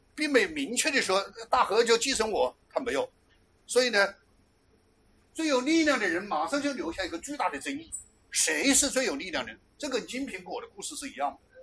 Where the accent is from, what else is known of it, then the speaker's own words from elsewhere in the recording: China; 我们中国人把它称为大夏